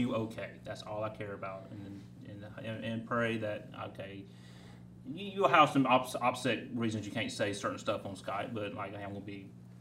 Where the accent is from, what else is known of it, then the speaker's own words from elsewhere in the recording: Union, South Carolina, United States; also born or lived in Kentucky; I'm born and raised in Union, South Carolina